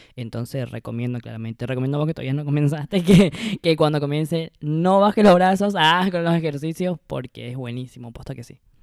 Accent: Misiones, Argentina; moved away as an adult; now in Buenos Aires, Argentina; soy de Misiones y vivo en Buenos Aires hace

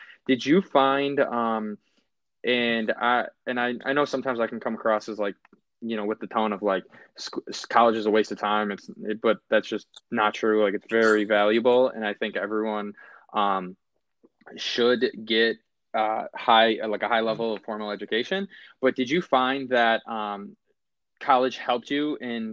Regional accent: Buffalo, New York, United States; being from Buffalo, diehard Bills fan

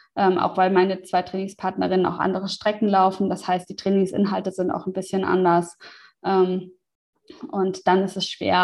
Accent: Germany; moved away as an adult; meinen Umzug zurück in, die in meine alte Heimat

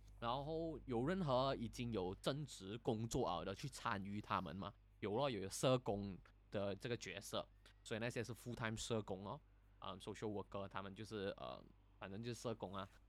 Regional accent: Hong Kong; 可是不管怎样都好，呃，我始终不会加入勇武派啦。我是香港人，就

